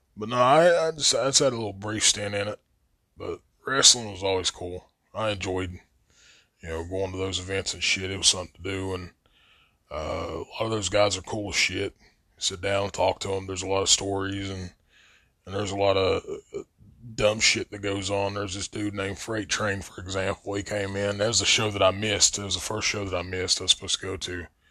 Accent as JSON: {"language": "English", "town": "Logan", "region": "West Virginia", "country": "United States", "tie": "born or raised there", "said": "I was growing up in Logan"}